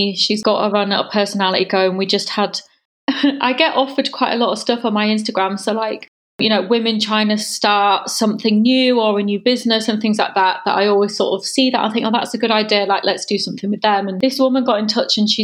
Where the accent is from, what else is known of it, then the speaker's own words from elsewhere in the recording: Holme-on-Spalding-Moor, Yorkshire and the Humber, United Kingdom; moved away as an adult; also born or lived in York; now in London, United Kingdom; I am from a little town between York and Hull. So I'm a Yorkshire girl, and it was very small, really nice village called Home on Spalding Moor. It was just a nice place to grow up.